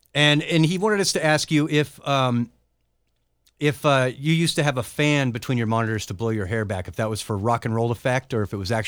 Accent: San Diego, California, United States; moved away; I'm from San Diego, really.

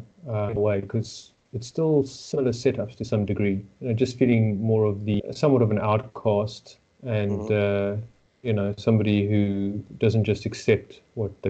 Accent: Johannesburg, Gauteng, South Africa; born and raised in Johannesburg, South Africa, to Jewish parents

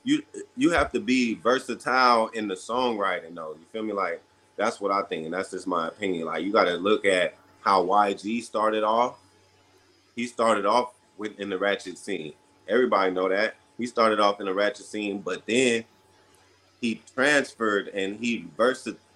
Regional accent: Ontario, California, United States; I was raised in the Inland Empire. When I was about 11 or 12, I was in Ontario, California

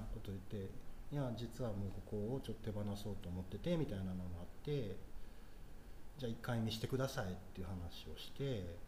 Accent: Takarazuka, Hyogo, Japan; 僕の地元はここやから

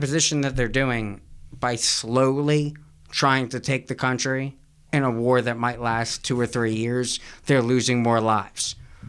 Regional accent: United States; I'm from America.

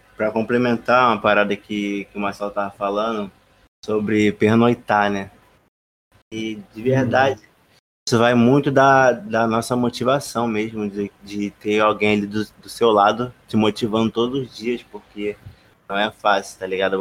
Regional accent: Rio de Janeiro, Brazil; eu não fui no Cristo Redentor, sou carioca

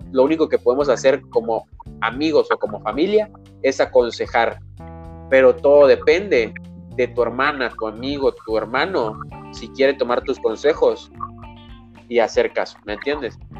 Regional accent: Mexico; soy mexicano, oriundo, nacido, criado

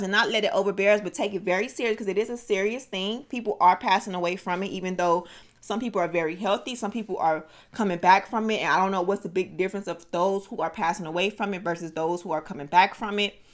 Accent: Miami, Florida, United States; let me shout out my city, uh, uh go ahead, Miami. Man. Dade County. Oh Lord. 305.

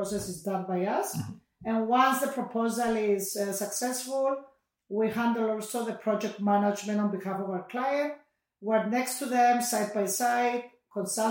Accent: Cyprus; I come from Cyprus

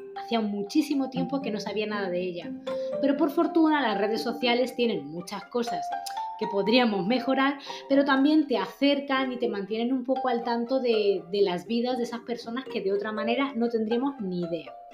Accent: Spain; Nosotros somos las latinas, españolas

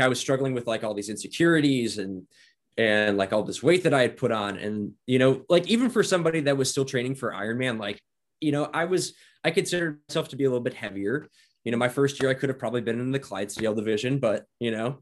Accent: Northwest Indiana, United States; moved away as an adult; now in Idaho, United States; I was from Northwest Indiana. And so the, where I grew up was about the size of Post Falls

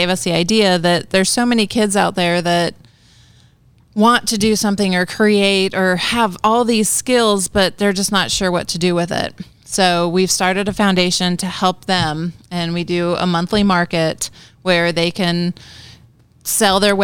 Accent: New Mexico, United States; moved away; I'm from New Mexico originally.

